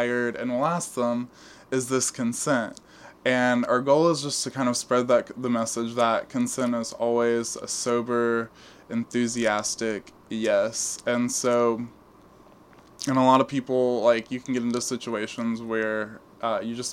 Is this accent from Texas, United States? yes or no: yes; Port Neches, Texas, United States; moved away as an adult; now in East Texas, United States; I'm from Southeast Texas, kind of. I'm from a place called Port Neches. It's in the greater Beaumont area.